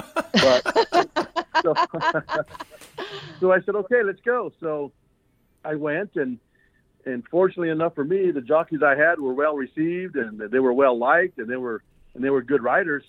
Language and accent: English; Albuquerque, New Mexico, United States; we're both from Albuquerque